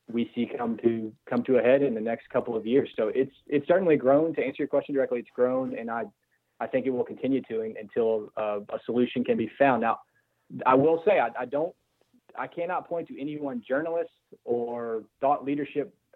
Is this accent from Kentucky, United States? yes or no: yes; Louisville, Kentucky, United States; moved away; I grew up here in Louisville. And I've been back in Louisville now for 7 years